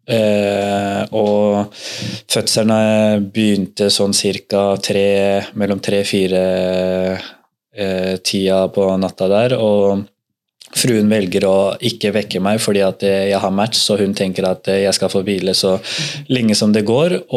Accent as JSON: {"language": "Norwegian", "town": "Drammen", "region": "Buskerud", "country": "Norway", "tie": "born or raised there", "moved": "as an adult", "lives_now": "Bodø, Norway", "said": "fra man var eh, bitte liten drittunge hjemme i Drammen"}